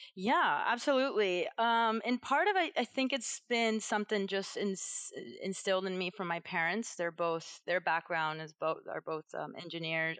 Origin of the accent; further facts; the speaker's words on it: Venezuela; moved away; I'm from Venezuela originally.